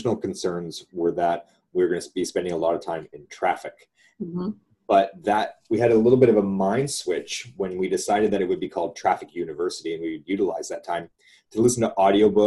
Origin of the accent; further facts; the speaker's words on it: Canada; we're Canadian